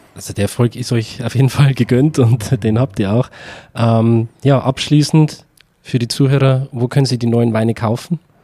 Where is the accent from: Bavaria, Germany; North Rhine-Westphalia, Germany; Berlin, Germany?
Bavaria, Germany; Upper Palatinate; da wo ich herkomme, aus, aus, aus der Oberpfalz in Bayern